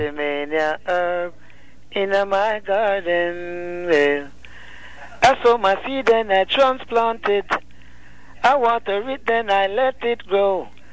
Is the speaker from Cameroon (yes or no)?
no; Rocky Point, Clarendon, Jamaica; I'm from Jamaica and I'm from a, a little fishing village called Rocky Point, Clarendon.